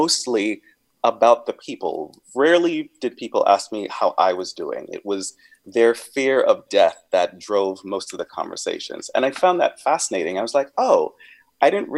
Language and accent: English; Grenada; now in San Francisco, United States; I grew up on a small island, a small African island